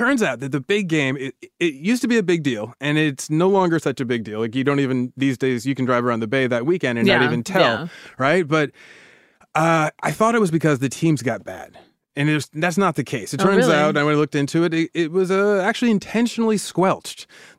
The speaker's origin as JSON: {"language": "English", "town": "Davis", "region": "California", "country": "United States", "tie": "born or raised there", "said": "growing up in Davis"}